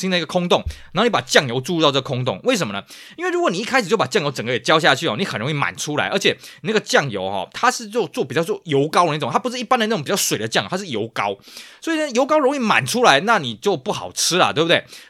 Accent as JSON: {"language": "Chinese", "region": "Tainan", "country": "Taiwan", "tie": "born or raised there", "said": "我记得小时候我们住台南的时候"}